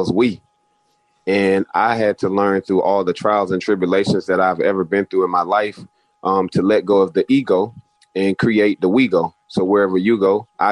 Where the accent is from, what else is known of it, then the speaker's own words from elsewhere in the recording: Alexander City, Alabama, United States; I grew up in Alexander City, Alabama